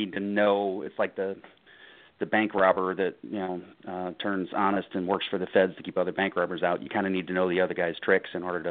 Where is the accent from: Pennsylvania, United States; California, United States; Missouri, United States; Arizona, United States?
Missouri, United States; St. Louis; Born and raised in St. Louis